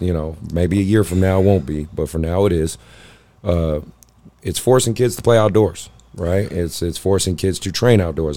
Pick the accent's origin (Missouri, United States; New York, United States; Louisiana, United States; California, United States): California, United States; Oakland; I grew up in the Bay in Oakland